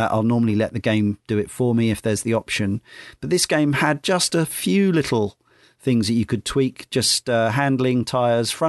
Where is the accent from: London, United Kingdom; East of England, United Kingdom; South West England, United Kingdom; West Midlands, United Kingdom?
West Midlands, United Kingdom; Redditch; Around the age of 16, I started drinking in the Golden Cross in my hometown of Redditch.